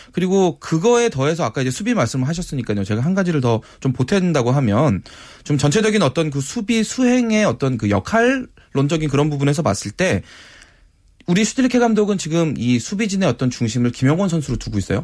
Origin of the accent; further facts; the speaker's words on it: South Korea; 저도 한국인이라서